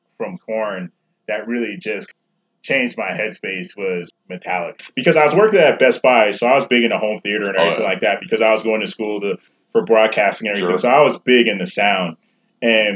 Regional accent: New York, United States; moved away; I grew up in New York, so I was always into, like, house and reggae and rap

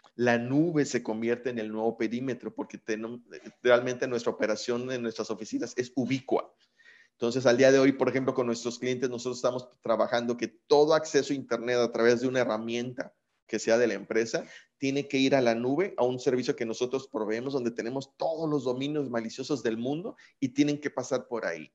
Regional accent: Mexico; como mexicanos

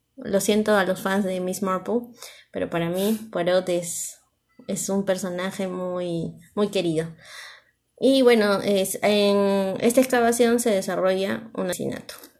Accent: Peru; nosotros somos de Perú

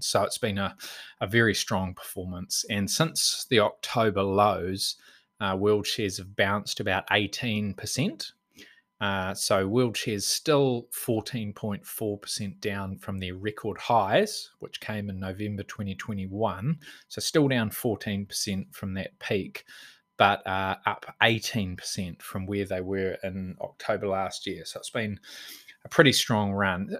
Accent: Auckland, New Zealand; now in Bay of Plenty, New Zealand; I was born in Auckland and, um, went to primary school there

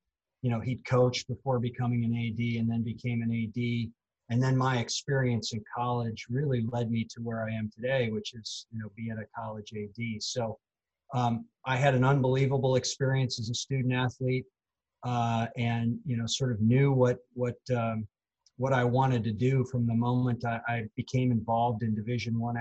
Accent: North Dakota, United States; moved away as an adult; I grew up in North Dakota, and my dad was a high school athletics director.

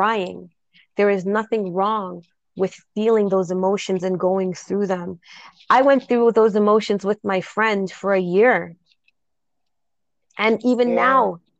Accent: Jamaica; I'm straight Jamaican

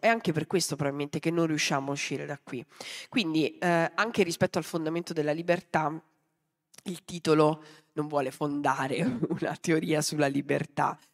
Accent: Mazara del Vallo, Sicily, Italy; sono nata a Mazzara del Vallo

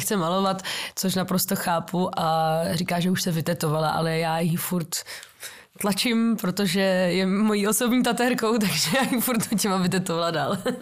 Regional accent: Czechia; taky jsem Češka

